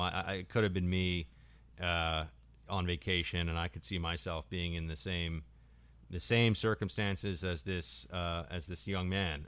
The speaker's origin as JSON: {"language": "English", "country": "United States", "said": "as an American"}